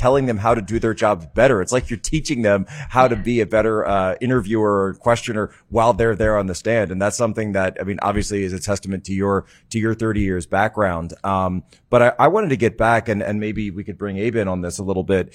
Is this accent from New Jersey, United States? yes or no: no; Philadelphia, Pennsylvania, United States; my home state of Pennsylvania, and I'm actually from the Philadelphia area